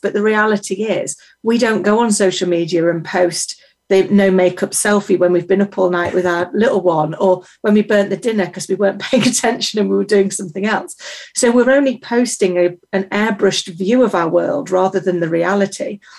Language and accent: English; United Kingdom; As a British person